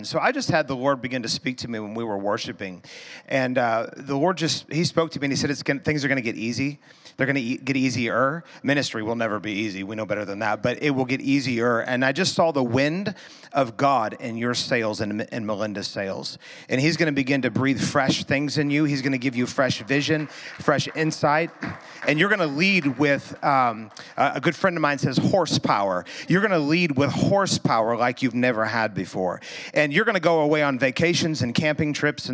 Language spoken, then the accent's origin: English; Missouri, United States; We're from Missouri